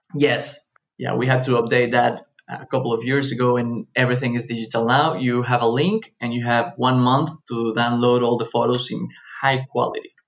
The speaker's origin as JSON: {"language": "English", "town": "Cancún", "region": "Quintana Roo", "country": "Mexico", "tie": "born or raised there", "said": "I grew up here in Cancun, Mexico"}